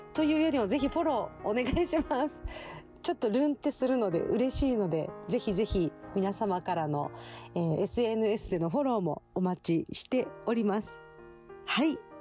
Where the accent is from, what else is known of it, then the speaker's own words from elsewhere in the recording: Okinawa, Japan; 沖縄出身の、えー、沖縄在住で、まあ、生まれも育ちも沖縄っていうとこなんですけど